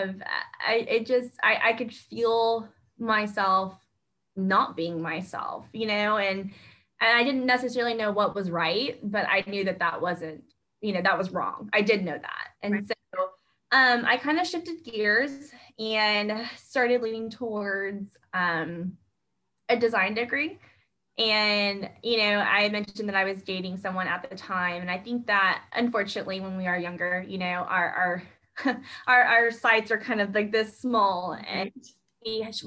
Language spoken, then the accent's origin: English; Spring, Texas, United States; also born or lived in Houston, Texas; I actually grew up in this area. I am a native Houstonian